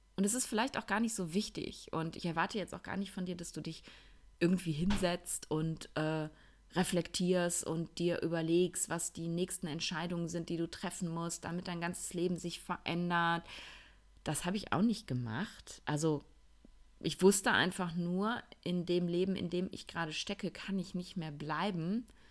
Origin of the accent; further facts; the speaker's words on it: Ruhr area, North Rhine-Westphalia, Germany; accent: Ruhrpott-Kodderschnauze; moved away; ich bin ja jetzt einige Wochen im Ruhrpott gewesen, in meiner alten Heimat und ähm, tatsächlich habe ich eben, weil ich dort groß geworden bin, auch so eine ziemliche Ruhrpott-Kodderschnauze